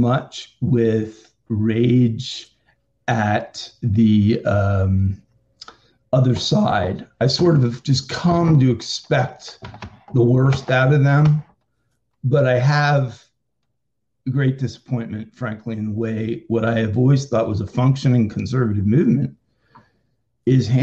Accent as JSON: {"language": "English", "area": "Lehigh Valley", "region": "Pennsylvania", "country": "United States", "tie": "born or raised there", "said": "I grew up in the Lehigh Valley area of Pennsylvania"}